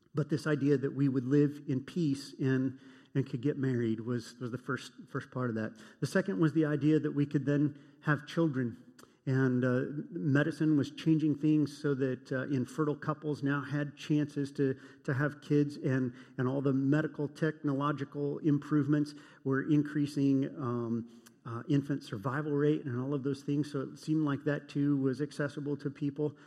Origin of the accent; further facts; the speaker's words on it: United States; I grew up in Cold War America